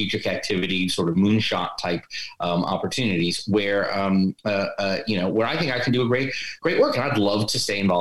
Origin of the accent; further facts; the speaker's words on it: United States; moved away as an adult; also born or lived in New York; now in London, United Kingdom; I am an American transplant in London. I've lived here about 15 years.